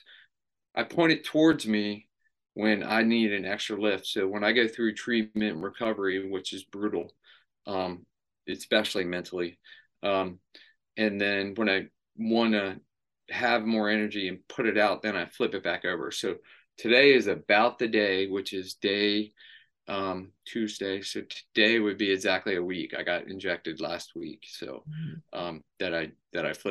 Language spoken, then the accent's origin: English; Maryland, United States; I grew up in Maryland.